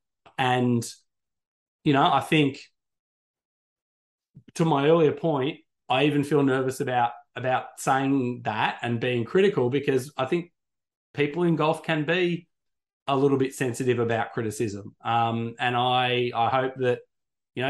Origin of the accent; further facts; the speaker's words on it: just outside of Sydney, New South Wales, Australia; also born or lived in United Kingdom; where I grew up just outside of Sydney